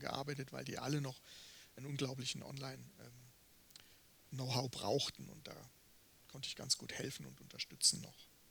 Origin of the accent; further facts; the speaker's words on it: Würzburg, Bavaria, Germany; moved away; ich bin halt auch in den Weinbergen sozusagen groß geworden